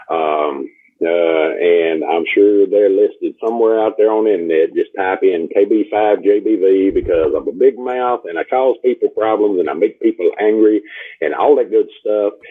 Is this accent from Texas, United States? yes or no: yes; Texas, United States; I'm from Texas